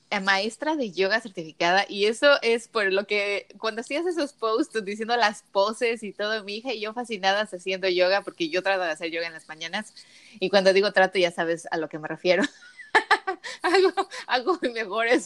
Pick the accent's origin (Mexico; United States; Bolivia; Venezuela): Mexico; yo también soy de México